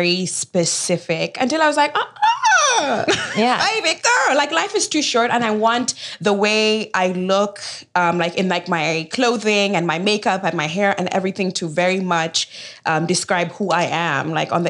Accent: Kisumu, Kisumu County, Kenya; also born or lived in Chicago; now in United States; I was born and raised in Kenya, in Kisumu, Kenya

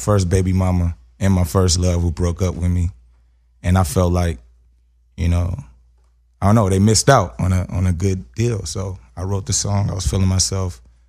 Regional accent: Los Angeles, California, United States; also born or lived in Compton / Gardena / Inglewood / Carson; I'm from Watts

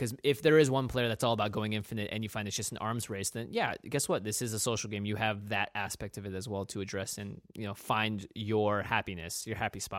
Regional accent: Pacific Northwest, United States; We grew up in the Pacific Northwest.

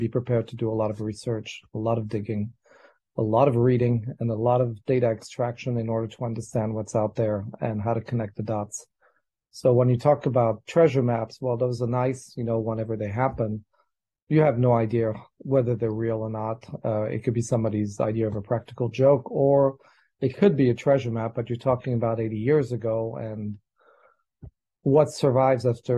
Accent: France; I grew up in France

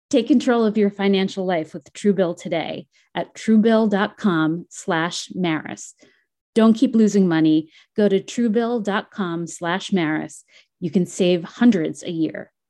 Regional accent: New Jersey, United States; I'm from Jersey.

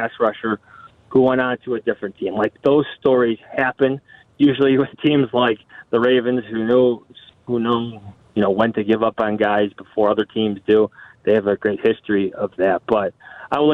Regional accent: Chicago, Illinois, United States; as a Chicagoan

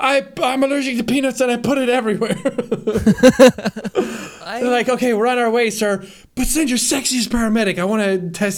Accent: Ireland; I grew up in Ireland.

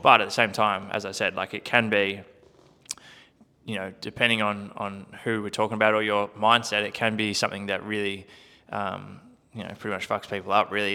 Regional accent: Country Victoria, Australia; I grew up in Country Victoria, playing, um, playing a heap of sport as a kid

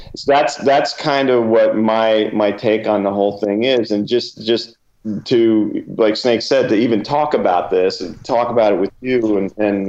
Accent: New Jersey, United States; I'm a kid from Jersey

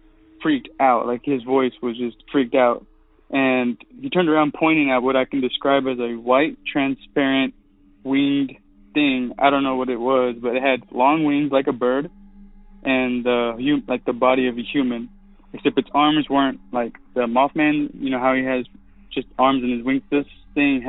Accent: Stephenville, Texas, United States; I'm from Stephenville, Texas

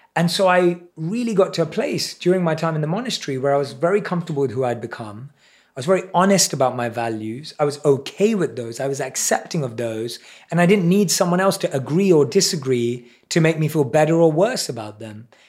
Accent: London, United Kingdom; I was around seven or eight years old. in primary school in London.

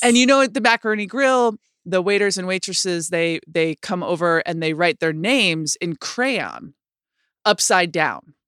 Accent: Rochester, New York, United States; in my city growing up in Rochester, New York

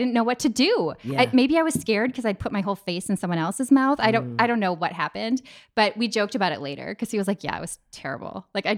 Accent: Minnesota, United States; also born or lived in Paris / New York; I grew up in Minnesota where, you know, there's like a privacy bubble of about 3 feet.

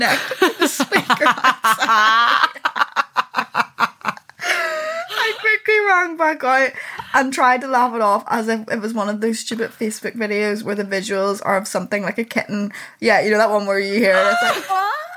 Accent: Newcastle, Northern Ireland, United Kingdom; I'm from Newcastle, so it's, like, a seaside town.

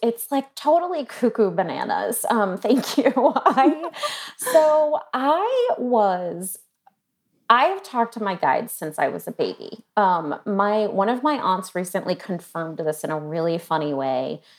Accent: New England, United States; I was born in New England

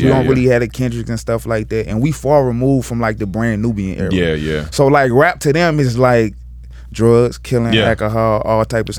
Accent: Little Rock, Arkansas, United States; I'm from Little Rock, Arkansas.

